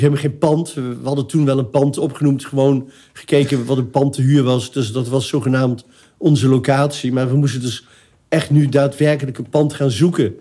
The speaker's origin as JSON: {"language": "Dutch", "town": "Arnhem", "region": "Gelderland", "country": "Netherlands", "tie": "born or raised there", "also_born_or_lived": "Eindhoven", "said": "ik ben opgegroeid in Arnhem."}